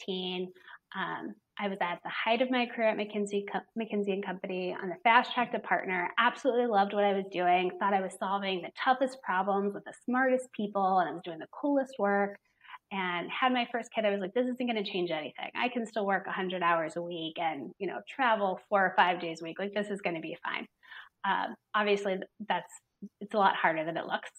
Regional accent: Cincinnati, Ohio, United States; moved away as an adult; also born or lived in Cleveland, Ohio; I was born and raised just down the road in Cincinnati, Ohio

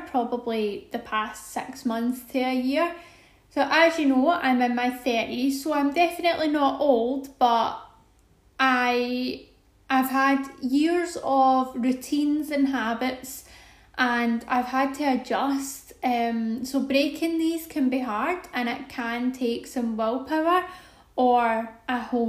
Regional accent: Glasgow, Scotland, United Kingdom; I'm 32 from Glasgow in the UK

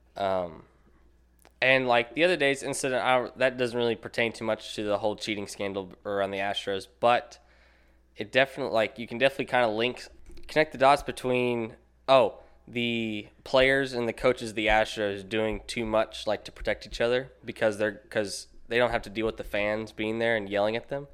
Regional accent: Nashville, Tennessee, United States; moved away; I'm from Nashville

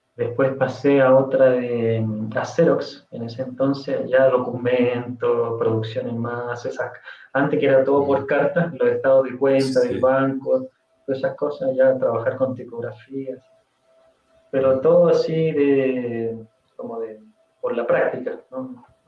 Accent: Chile; moved away as an adult; now in Argentina; yo vivo en Argentina, pero soy chileno

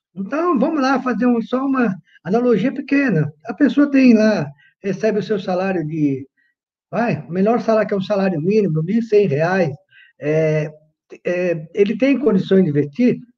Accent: São Paulo, Brazil; Sou nascido aqui em São Paulo, entendeu? Sou paulistano, entendeu? Morador da, na Zona Leste de São Paulo, nascido e criado na Zona Leste

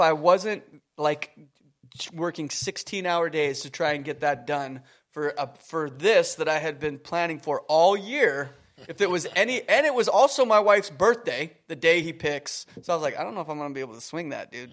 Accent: Canada; moved away; I was from Canada

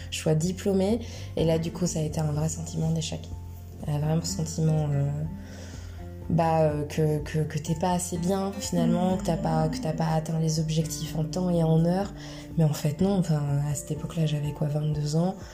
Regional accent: United Kingdom; accent: British; French is a second language; Au début, je suis arrivée euh, avec mon petit accent british, euh

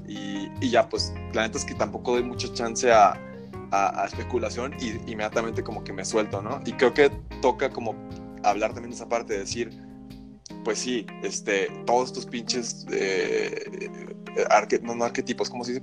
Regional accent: Mexico; moved away; soy mexicano

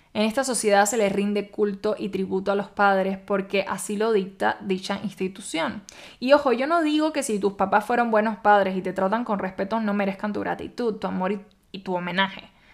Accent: Cuba; moved away as an adult; now in Mexico; en mi país la verdad no es costumbre ni cultura hacer eso

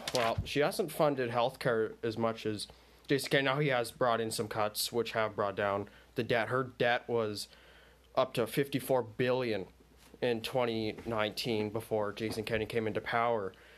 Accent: Ontario, Canada; I'm from Ontario

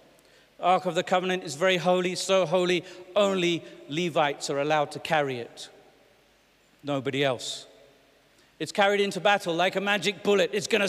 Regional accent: England, United Kingdom; I'm British and English, but I'm also Ugandan and I'm South African and I have American friends and all kinds of things, so I pick up all sorts.

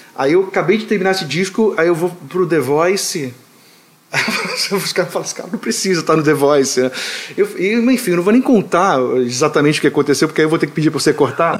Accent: Rio de Janeiro, Brazil; now in United States; me sinto carioca, completamente carioca da Tijuca

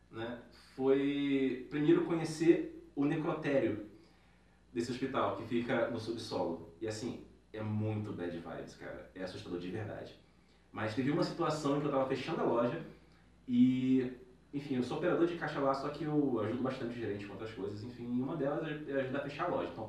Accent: Rio de Janeiro, Brazil; now in São Paulo, Brazil; eu sou do Rio de Janeiro

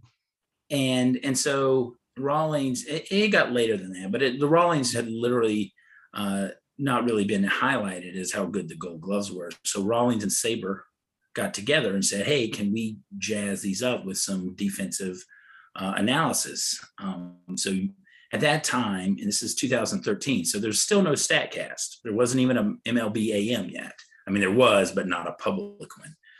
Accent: North Carolina, United States; I grew up in North Carolina.

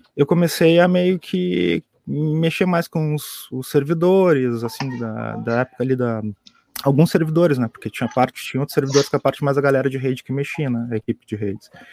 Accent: Pelotas, Rio Grande do Sul, Brazil; eu sou aqui de Pelotas também

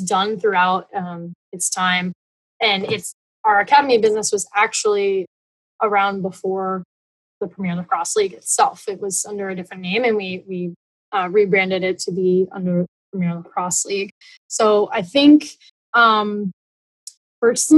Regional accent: Connecticut, United States; I grew up in Connecticut

